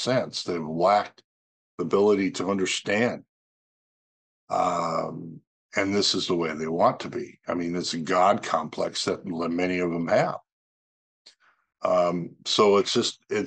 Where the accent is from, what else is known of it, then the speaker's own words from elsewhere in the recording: North Dakota, United States; moved away; North Dakota, my home state where I grew up as a child